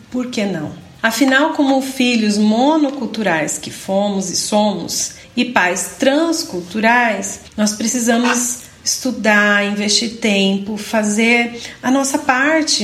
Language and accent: Portuguese; Brazil; moved away as an adult; minha infância e minha adolescência foi vivida unicamente no Brasil